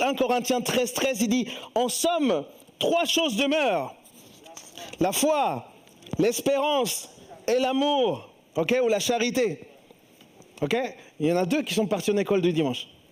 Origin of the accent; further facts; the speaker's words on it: Chile; moved away; je viens du Chili